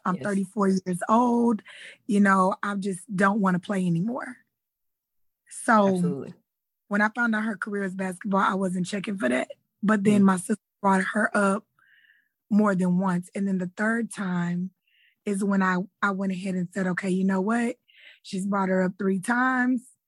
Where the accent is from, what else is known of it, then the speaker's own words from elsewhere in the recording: Houston, Texas, United States; I'm from Houston, Texas